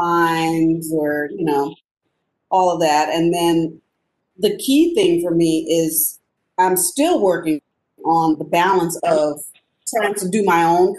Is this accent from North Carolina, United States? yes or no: no; Louisiana, United States; accent: Creole; moved away; my Creole accent